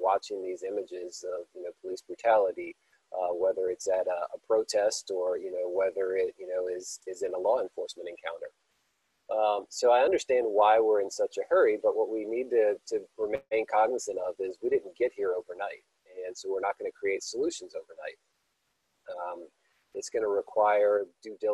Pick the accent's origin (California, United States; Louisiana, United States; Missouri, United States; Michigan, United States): Louisiana, United States; Baton Rouge; born Black in Baton Rouge in the 1970s